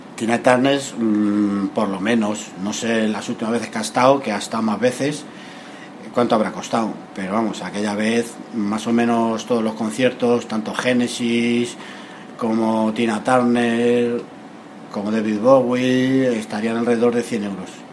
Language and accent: Spanish; Madrid, Community of Madrid, Spain; yo soy de Madrid